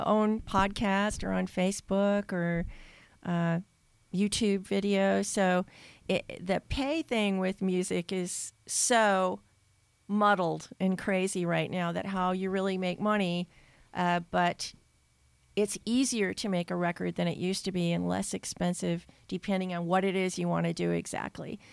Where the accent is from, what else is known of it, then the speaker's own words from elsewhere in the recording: Red Wing, Minnesota, United States; moved away as an adult; now in Austin, United States; growing up in Minnesota